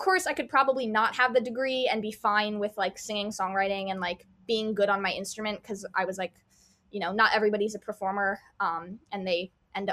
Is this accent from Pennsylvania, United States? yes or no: yes; Pottstown, Pennsylvania, United States; moved away as an adult; now in Boston, United States; Pottstown, Pennsylvania. It's like 30 minutes like west of Philadelphia